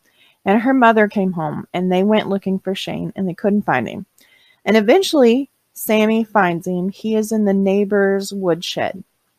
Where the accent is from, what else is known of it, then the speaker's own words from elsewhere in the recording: the South, United States; I'm from the South, we don't have oil furnaces.